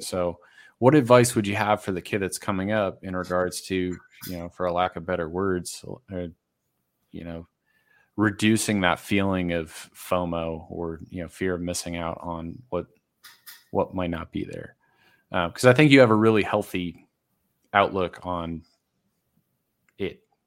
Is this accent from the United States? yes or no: yes; Massachusetts, United States; now in Denver area, United States; I grew up in Massachusetts